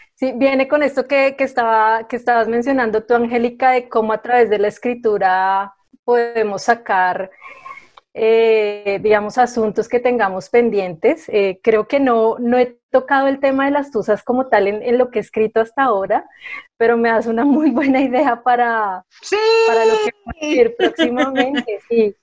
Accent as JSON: {"language": "Spanish", "region": "Bogotá", "country": "Colombia", "tie": "born or raised there", "said": "soy bogotana, eh, casi toda mi vida he vivido acá"}